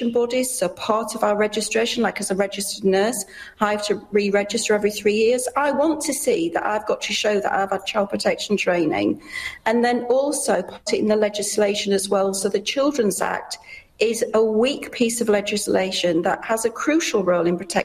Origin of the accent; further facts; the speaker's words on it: United Kingdom; moved away; you can hear from my accent, I'm from the UK